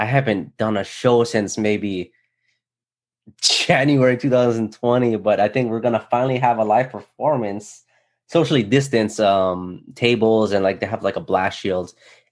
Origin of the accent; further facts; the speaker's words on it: Hawaii, United States; growing up in Hawaii